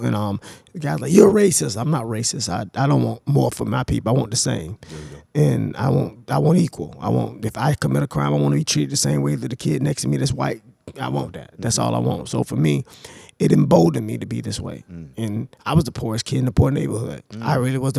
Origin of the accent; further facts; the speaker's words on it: Jacksonville, Florida, United States; I grew up in Florida, Jacksonville, Florida